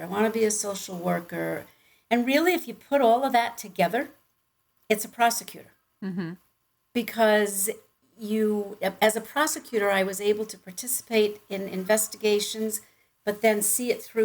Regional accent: Long Island, New York, United States; accent: Long Island; moved away as an adult; also born or lived in Connecticut; now in Florida, United States; I grew up on Long Island, New York, okay.

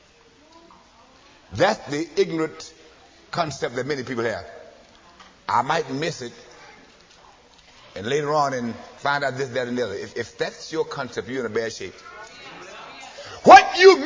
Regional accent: Arkansas, United States; moved away; also born or lived in Los Angeles; my hometown in Arkansas

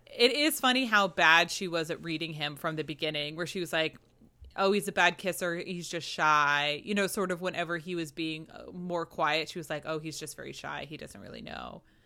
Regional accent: New England, United States; I'm from New England, uh, you know, from Puritan stock

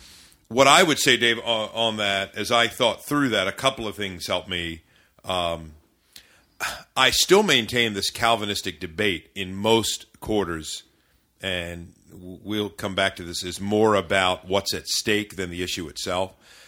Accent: Maryland, United States; I was raised in the Maryland suburbs by parents who were not divorced, was together.

